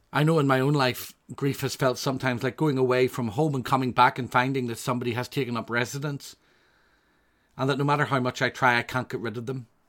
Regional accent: Northern Ireland, United Kingdom; I come from Northern Ireland

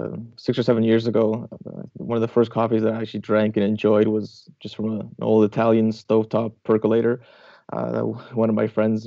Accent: Canada; I was growing up in Canada

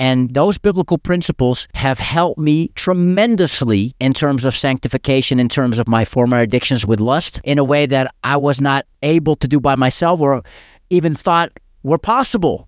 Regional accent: Amsterdam, North Holland, Netherlands; growing up in Amsterdam

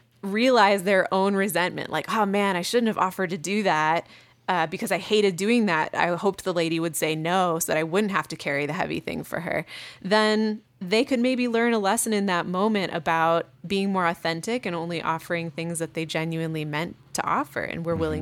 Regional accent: Midwest, United States; I mean, I come from the Midwest too.

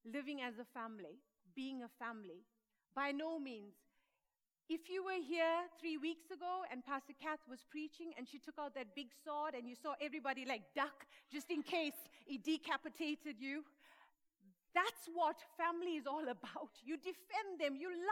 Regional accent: South Africa; moved away as an adult; And I was born in South Africa. I came here 18 years ago. I came here just for 1 year, but 18 years later, we are here.

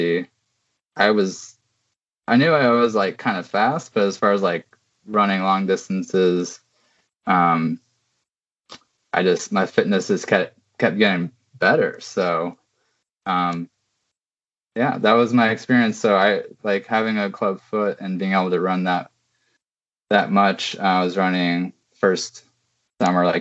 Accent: Pacific Northwest, United States; moved away as an adult; also born or lived in New York; I'm really from the Pacific Northwest, and I'm back here now

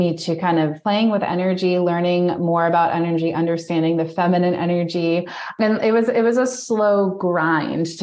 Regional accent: New York, United States; moved away; I'm originally from New York

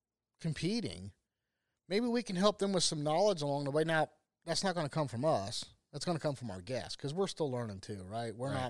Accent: Ohio, United States; born and raised in Ohio.

